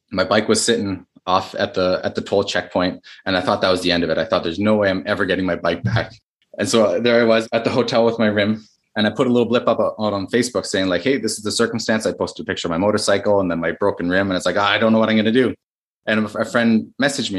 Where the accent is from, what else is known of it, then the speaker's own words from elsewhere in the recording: Canada; I'm Canadian